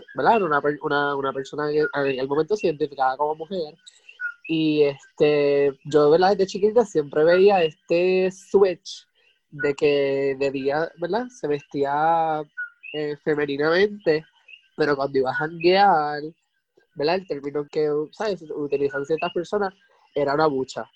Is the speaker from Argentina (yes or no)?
no; Puerto Rico; somos boricuas